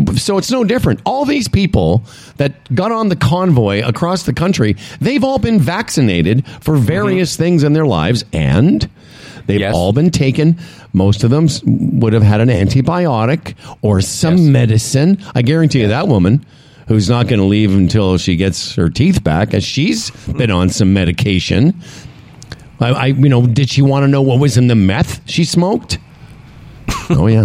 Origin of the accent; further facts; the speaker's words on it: Saskatchewan, Canada; moved away; I'm from Saskatchewan originally